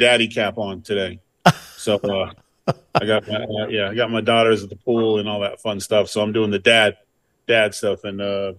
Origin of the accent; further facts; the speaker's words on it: California, United States; also born or lived in Lynn, Massachusetts; I grew up in Lynn, Massachusetts, until I was about seven, and then moved to California at that time.